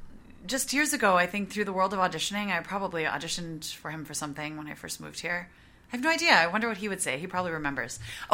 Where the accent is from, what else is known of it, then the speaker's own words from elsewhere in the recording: Wisconsin, United States; moved away as an adult; now in New York, United States; I moved to New York in 2002, right out of college. Mm-hmm. I am from Wisconsin. I moved a lot growing up, but we landed in Wisconsin and I went to college there.